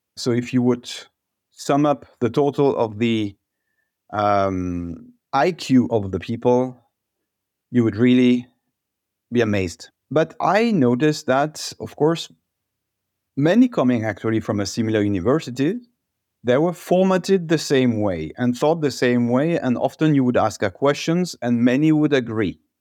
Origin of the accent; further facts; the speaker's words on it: Alsace, Grand Est, France; moved away as an adult; also born or lived in Paris, France; now in Walldorf, Germany; I'm originally from Alsace, one of the most beautiful region in France